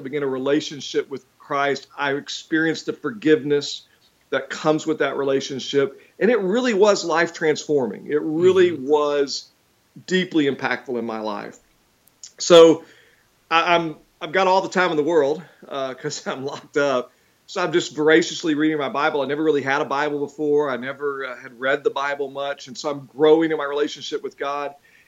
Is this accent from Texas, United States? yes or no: yes; Houston, Texas, United States; moved away as an adult; now in Georgia, United States; I'm from Texas, and so I grew up in Houston